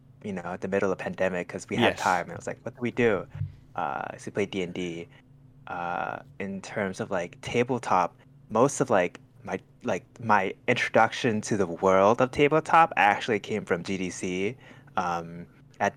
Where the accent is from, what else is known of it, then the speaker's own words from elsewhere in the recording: Thailand; now in Northern California, United States; I grew up in Thailand.